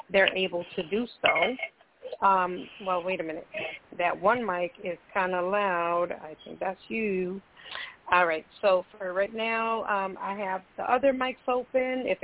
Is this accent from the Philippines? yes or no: no; Costa Rica; and we're from Costa Rica. So uh, growing up, that was very normal.